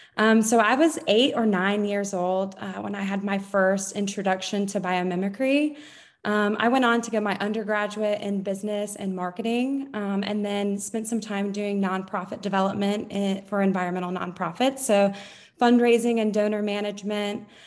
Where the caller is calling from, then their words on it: Jacksonville, North Carolina, United States; I am calling in from Jacksonville, North Carolina